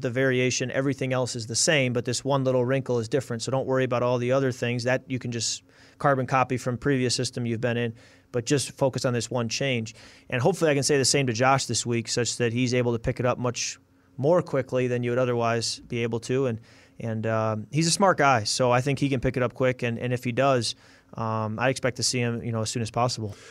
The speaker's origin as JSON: {"language": "English", "town": "Chicago", "region": "Illinois", "country": "United States", "tie": "born or raised there", "also_born_or_lived": "Michigan", "moved": "yes", "lives_now": "Minnesota, United States", "said": "I grew up in Chicago, so naturally I was a Bear fan"}